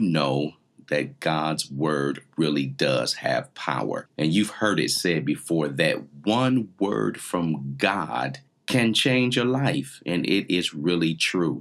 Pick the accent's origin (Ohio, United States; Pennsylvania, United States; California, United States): Ohio, United States; Canton; I grew up in Canton, Ohio